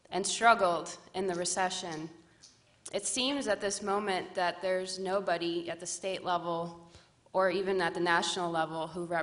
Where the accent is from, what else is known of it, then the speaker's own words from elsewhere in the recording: Massachusetts, United States; I'm from Massachusetts